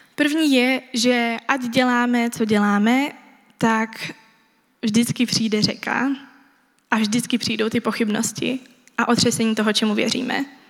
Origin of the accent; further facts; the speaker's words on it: Czechia; Jako Češi